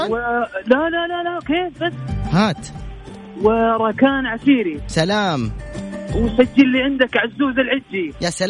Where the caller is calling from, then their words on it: Jeddah, Makkah Province, Saudi Arabia; من جدة